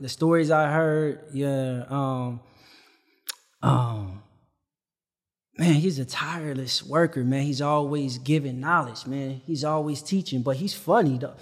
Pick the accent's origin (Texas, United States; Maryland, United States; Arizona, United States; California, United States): California, United States; Compton; I'm from Compton